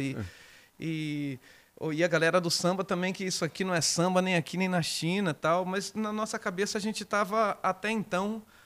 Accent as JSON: {"language": "Portuguese", "town": "Descalvado", "region": "São Paulo", "country": "Brazil", "tie": "born or raised there", "also_born_or_lived": "Bauru", "said": "nasci em Bauru e fui criado em Descalvado."}